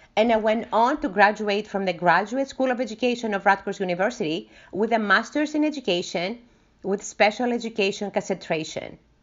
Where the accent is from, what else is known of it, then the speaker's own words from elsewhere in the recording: Greece; moved away as an adult; now in New Jersey, United States; I was born and raised in Greece, but I moved to the United States in my early twenties